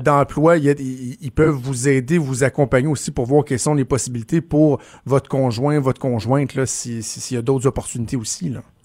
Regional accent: Laval, Quebec, Canada; also born or lived in LaSalle, Montreal; j'ai grandi à Laval

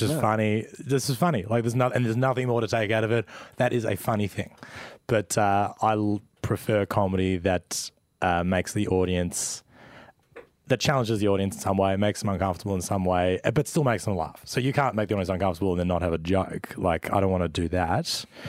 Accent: Melbourne, Victoria, Australia; born or raised there

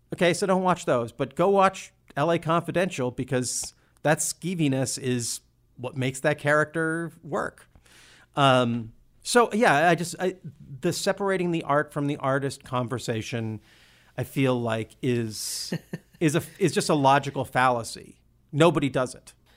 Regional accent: Olympia, Washington, United States; we grew up in Olympia, which is a pretty queer friendly town

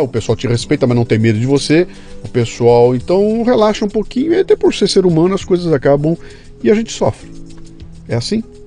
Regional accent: Bauru, São Paulo, Brazil; moved away; eu tinha uma coluna semanal no Jornal da Cidade de Bauru, na minha terra

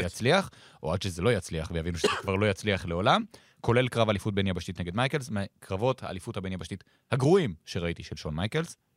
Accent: Israel

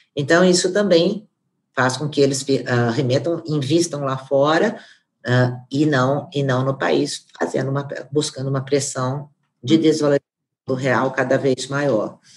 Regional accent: Brazil; nós como brasileiros

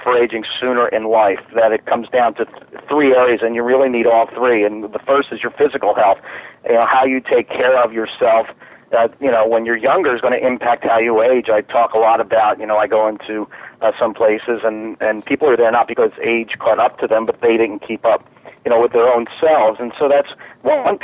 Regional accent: Philadelphia, Pennsylvania, United States; moved away as an adult; now in North Carolina, United States; I'm originally from Philadelphia, moved down to the Carolinas 14 years ago

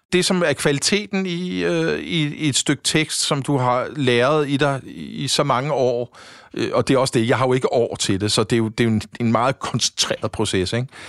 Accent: Frederiksberg, Capital Region of Denmark, Denmark; jeg er sådan rigtig Frederiksberg-dreng

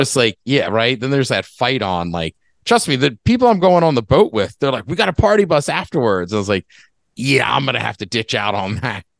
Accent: College Park, Maryland, United States; moved away; I grew up in College Park

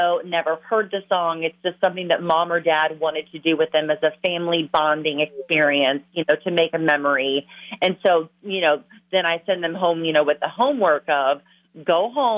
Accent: Lexington, Kentucky, United States; now in La Crescent, United States; my hometown of Lexington, Kentucky

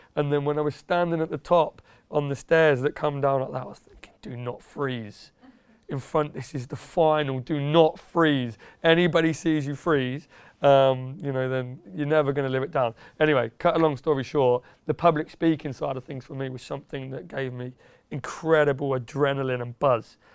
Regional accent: Yaxley, East of England, United Kingdom; moved away as an adult; also born or lived in Peterborough; now in London, United Kingdom; I was born in Peterborough, and there's a little village about ten minutes away near the A one called Yaxley. Um, I grew up around there, twenty odd years

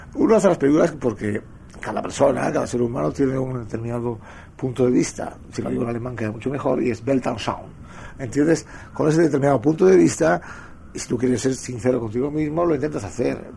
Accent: Madrid, Community of Madrid, Spain; mi casa es Madrid, yo soy madrileño

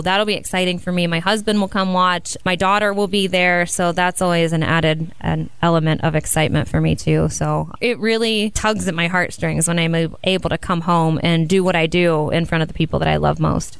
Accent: small town northeast of Columbus, Ohio, United States; I grew up in a really small town about an hour and a half northeast of Columbus

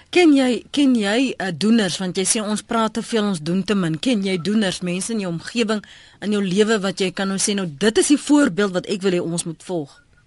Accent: South Africa

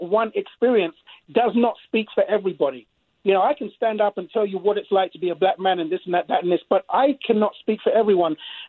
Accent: England, United Kingdom; now in United States; when I came from England, all right, the white Brits are different from the American Brits.

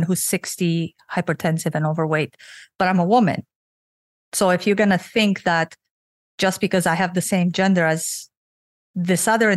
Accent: Romania; now in Canada; I was born and raised in Romania under the Russian communism

